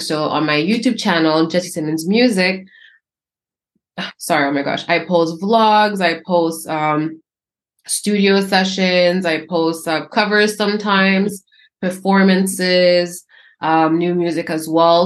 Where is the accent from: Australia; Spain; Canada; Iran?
Canada; I'm born and raised in Canada